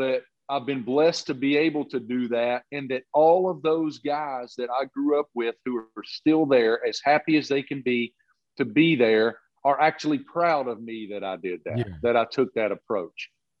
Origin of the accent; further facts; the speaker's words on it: Appalachia, United States; moved away; I grew up in Appalachia.